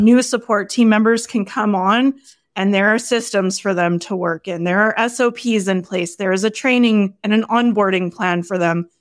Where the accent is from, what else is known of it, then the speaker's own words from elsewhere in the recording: Canada; I'm Canadian